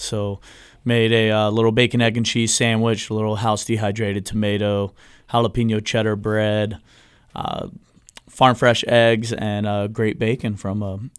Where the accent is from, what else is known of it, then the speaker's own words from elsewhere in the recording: Brevard County, Florida, United States; I was born in Central Florida, grew up in Brevard County